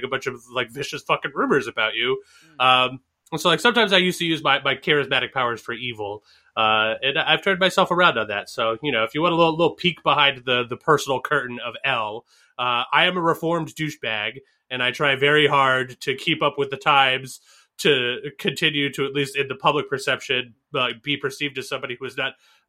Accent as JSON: {"language": "English", "region": "Northeast", "country": "United States", "tie": "born or raised there", "said": "I grew up in the Northeast."}